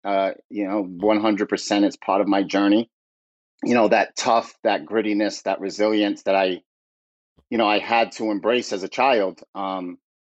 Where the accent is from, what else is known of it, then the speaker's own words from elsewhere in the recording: Fall River, Massachusetts, United States; Fall River is, you know, it's an old mill town. Mm-hmm. Textile industry. You know, it was vibrant at one time. And, you know, the textile industry moved overseas and the mills shut down. It's a tough town. It really is. It's a blue collar town.